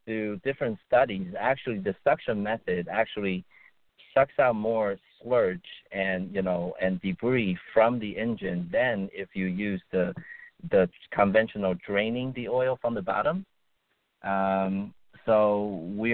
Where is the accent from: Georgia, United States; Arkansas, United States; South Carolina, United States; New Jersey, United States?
New Jersey, United States; Bergen County, northern; I grew up in Bergen County